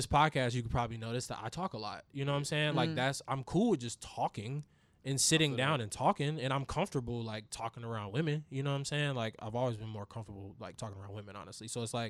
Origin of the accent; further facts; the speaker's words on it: Raleigh, North Carolina, United States; also born or lived in Durham; Cause when I grew up in Raleigh, like I lived in Raleigh like my whole life, but I was born in Durham and I went to school in Durham up until I went to high school.